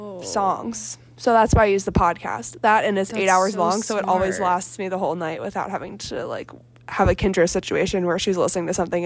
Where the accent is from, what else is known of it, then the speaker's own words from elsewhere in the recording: East Coast, United States; moved away; I grew up on the East Coast